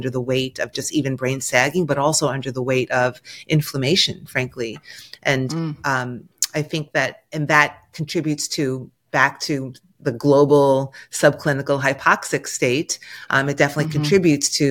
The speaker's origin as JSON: {"language": "English", "region": "New York", "country": "United States", "said": "I'm a New Yorker"}